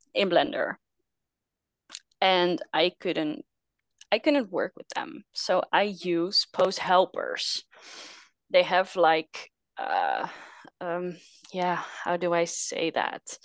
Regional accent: Netherlands; I'm from the Netherlands, small country in, uh, Europe.

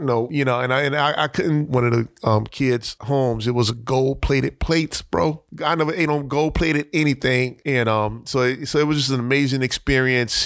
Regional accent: Miami, Florida, United States; born or raised there

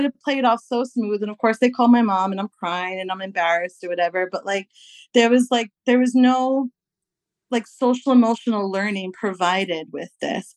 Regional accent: New York, United States; I'm from New York

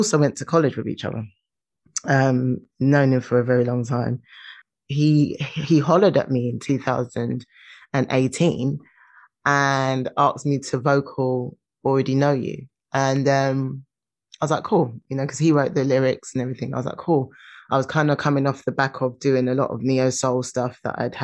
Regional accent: London, United Kingdom; I'm from London.

